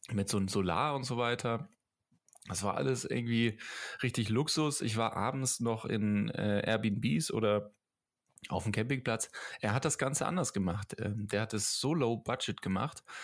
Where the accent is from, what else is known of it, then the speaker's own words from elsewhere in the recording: Tübingen, Baden-Württemberg, Germany; Ja, ich auch. Ich komme